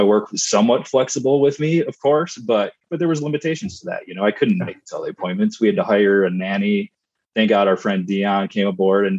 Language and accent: English; Michigan, United States; I grew up in Michigan